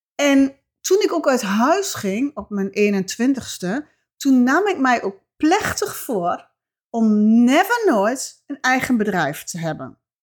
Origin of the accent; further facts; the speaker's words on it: Twente, Overijssel, Netherlands; accent: Twents; mijn Twentse accent